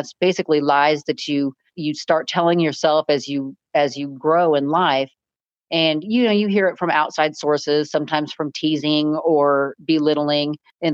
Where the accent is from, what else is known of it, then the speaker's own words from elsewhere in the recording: California, United States; moved away as an adult; now in Kansas, United States; Originally, I'm from California, joined the Marines right out of high school